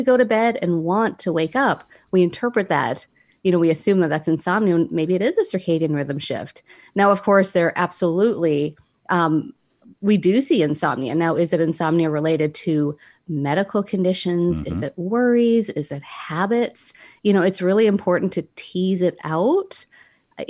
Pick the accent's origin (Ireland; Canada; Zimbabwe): Canada; now in United States; I'm Canadian.